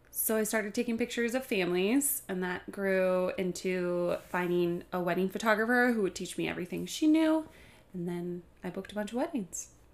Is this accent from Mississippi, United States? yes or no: no; Kalamazoo, Michigan, United States; moved away as an adult; now in Grand Rapids, United States; I am from Kalamazoo, Michigan